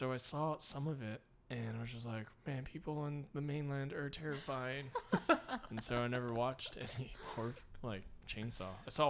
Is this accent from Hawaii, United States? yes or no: yes; Hawaii, United States; where I grew up in Hawaii, everything's a forest.